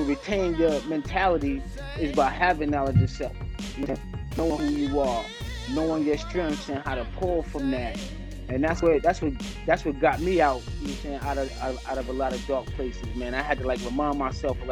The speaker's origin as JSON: {"language": "English", "town": "New York City", "region": "New York", "country": "United States", "tie": "born or raised there", "said": "growing up in QB was a lot of fun"}